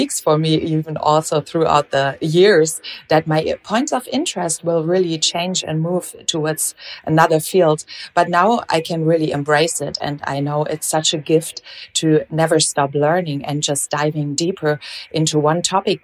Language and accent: English; Germany; they moved back to Germany, where I actually came from. And so instead of Portugal, I grew up in Germany